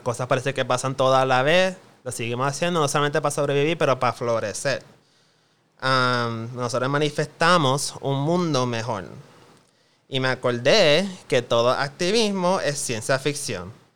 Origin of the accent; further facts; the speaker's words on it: Puerto Rico; Como gente boricua